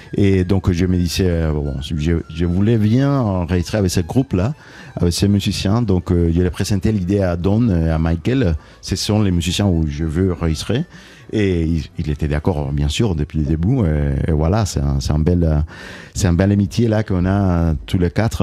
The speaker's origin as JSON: {"language": "French", "country": "Cuba", "moved": "yes", "lives_now": "Toulouse, France", "said": "quand je pense à Cuba, c'est, de l'extérieur, donc euh, euh, je la vois loin, même si elle est toujours là avec moi partout"}